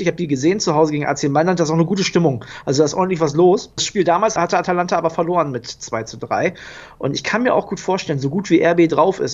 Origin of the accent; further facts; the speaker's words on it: Germany; für uns Deutsche